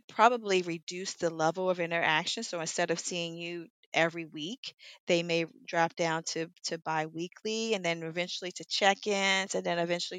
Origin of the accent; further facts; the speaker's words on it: Washington, District of Columbia, United States; I'm a native from Washington.